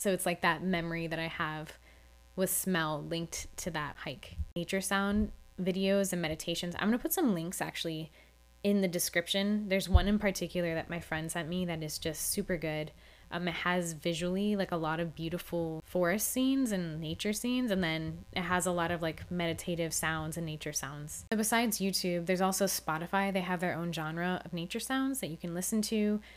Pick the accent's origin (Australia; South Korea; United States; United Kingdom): United States; Florida; I grew up in Florida and I spent a lot of my childhood at the beach